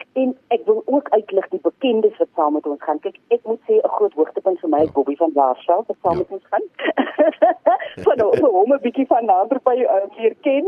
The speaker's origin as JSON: {"language": "Afrikaans", "country": "South Africa", "said": "Ons is mos Suid-Afrikaners"}